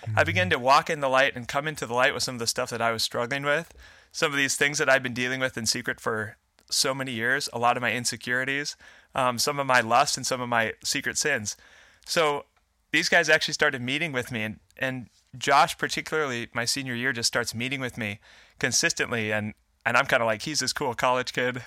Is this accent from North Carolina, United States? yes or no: no; Fargo, North Dakota, United States; I'm a Fargo, Fargo native, born and raised.